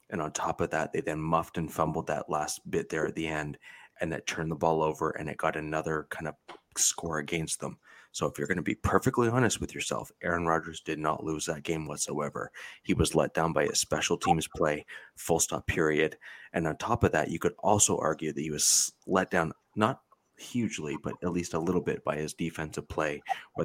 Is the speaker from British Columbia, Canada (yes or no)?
no; Central Ontario, Canada; I'm from Central Ontario here in Canada